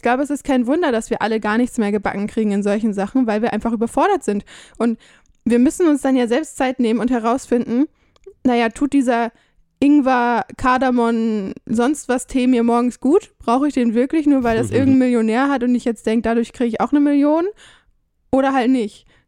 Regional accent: Germany; moved away; als Deutscher

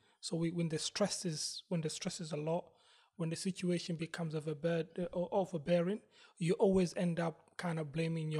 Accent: London, United Kingdom; I came from Southeast to North London.

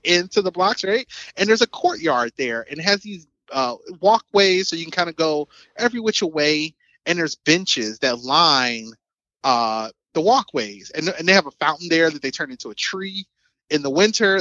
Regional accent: Chicago, Illinois, United States; I grew up on the South Side of the city

